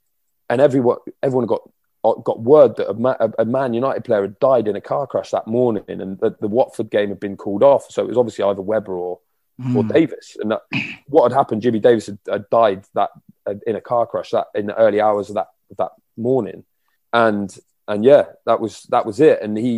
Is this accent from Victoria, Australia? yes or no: no; Brisbane, Queensland, Australia; born there; I was born in Brisbane, believe it or not.